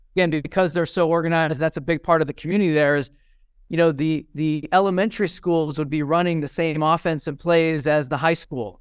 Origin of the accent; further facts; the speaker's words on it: Fresno, California, United States; also born or lived in Redwood City, California; I was actually born in Redwood City, which is, uh, up near Cupertino, and, uh, so my family moved to Fresno, California